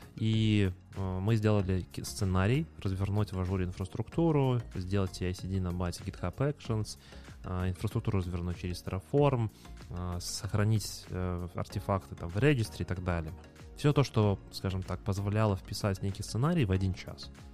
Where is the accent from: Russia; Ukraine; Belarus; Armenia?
Belarus; Minsk; мы из Минска